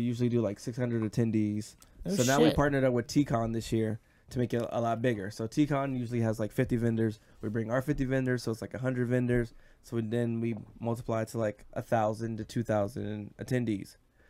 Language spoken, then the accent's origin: English; Woodbridge, Virginia, United States; we're from Woodbridge.